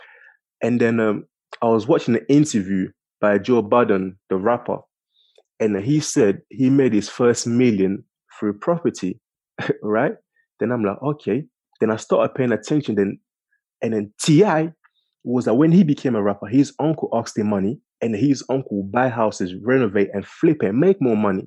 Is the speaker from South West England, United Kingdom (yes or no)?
no; London, United Kingdom; I'm from King's Cross, you know, Angel